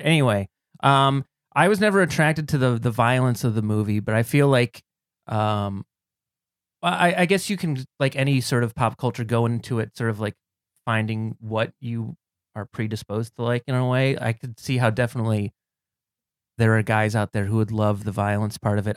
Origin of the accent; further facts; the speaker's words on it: Cleveland, Ohio, United States; now in New York, United States; I'm a former Clevelander. I'm from Cleveland, Ohio, originally